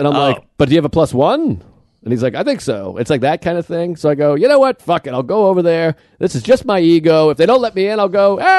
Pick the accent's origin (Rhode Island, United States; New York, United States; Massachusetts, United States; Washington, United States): Massachusetts, United States; Boston; moved away; This is my hometown